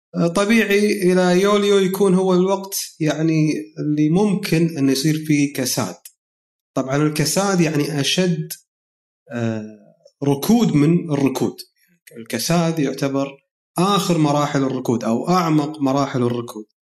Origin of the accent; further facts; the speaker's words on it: Kuwait; عندنا بالكويت